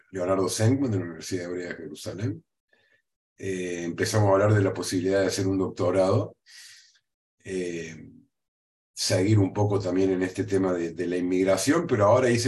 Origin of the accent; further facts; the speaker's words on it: Córdoba, Argentina; moved away as an adult; now in Israel; yo eh, hice Aliá a Israel en el año 1992. Nací en Córdoba, eh, en Argentina. Eh, estudié en un colegio judío en Córdoba, en el Colegio Israelita General San Martín. siempre fui parte de la, de, la vida comunitaria judía en, en Córdoba